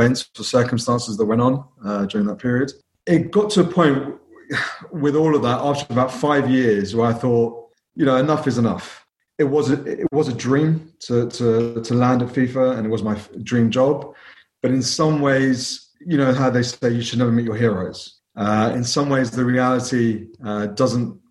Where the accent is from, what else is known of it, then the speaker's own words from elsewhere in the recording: London, United Kingdom; Family are from Punjab originally. Came over in the 70s. I was born and brought up in London